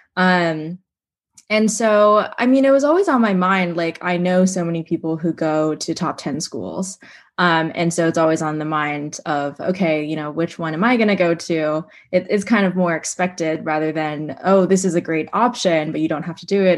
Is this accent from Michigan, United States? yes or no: no; Seattle, Washington, United States; moved away; I'm originally from Seattle